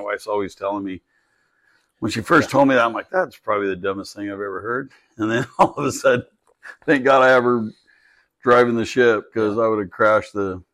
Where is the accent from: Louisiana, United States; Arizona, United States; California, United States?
California, United States; We grew up in California